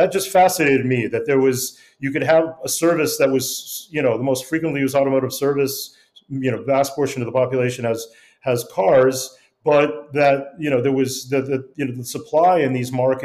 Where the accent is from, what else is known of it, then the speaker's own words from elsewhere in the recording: Denver, Colorado, United States; moved away as an adult; also born or lived in Prague; I grew up in Denver washing my parents' cars in our driveway